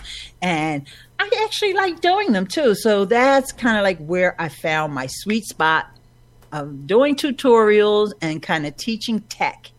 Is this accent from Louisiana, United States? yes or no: no; Philadelphia, Pennsylvania, United States; I've born and raised here in Philadelphia